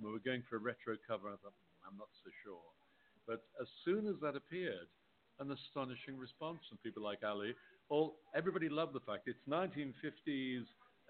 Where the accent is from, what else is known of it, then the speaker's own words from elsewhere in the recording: Liverpool, North West England, United Kingdom; moved away; I'm originally from Liverpool.